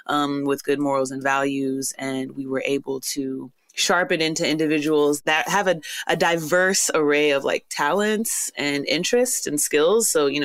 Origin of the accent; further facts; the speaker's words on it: Houston, Texas, United States; we're very Nigerian American, you know, raised here, but of course the culture runs through us fully.